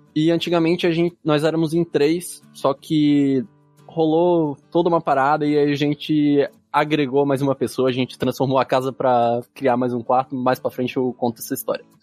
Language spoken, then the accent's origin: Portuguese; Santo Amaro da Imperatriz, Santa Catarina, Brazil; also born or lived in Florianópolis; Eu sou de Santa Maria da Imperatriz